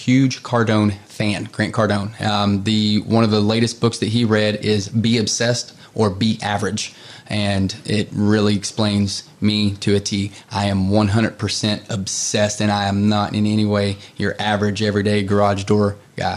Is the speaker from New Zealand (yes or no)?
no; Carrollton, Kentucky, United States; I grew up so in Carrollton. I grew up where the Ohio and the Kentucky River meets